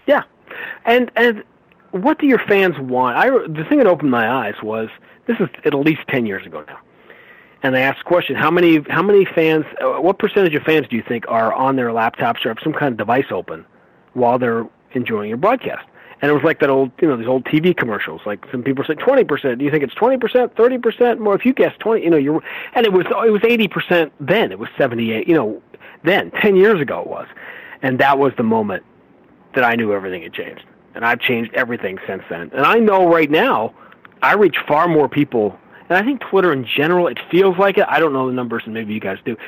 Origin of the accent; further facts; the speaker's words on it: New York, United States; I grew up in New York.